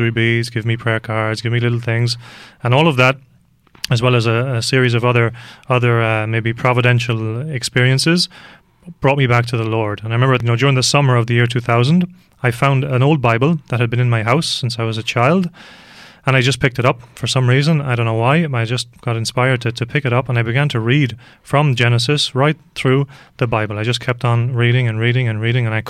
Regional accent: London, United Kingdom; moved away; also born or lived in Dublin, Ireland; I was born in England

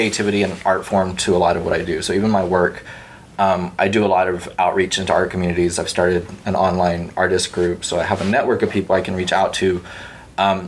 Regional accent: Palacios, Texas, United States; I'm from a little bitty town on the Gulf Coast of Texas called Palacios or Palacios

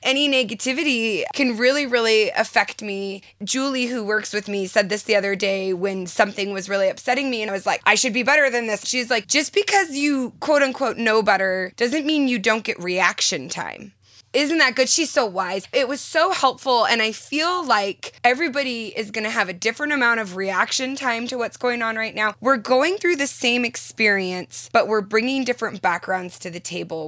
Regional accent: Southern California, United States; now in Utah, United States; I'm from Southern California and I moved to Utah

